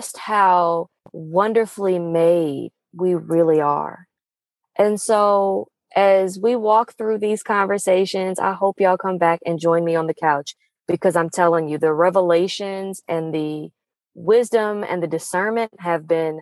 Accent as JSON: {"language": "English", "region": "Pacific Northwest", "country": "United States", "tie": "born or raised there", "moved": "yes", "said": "the first time I'd visited my hometown since 2015"}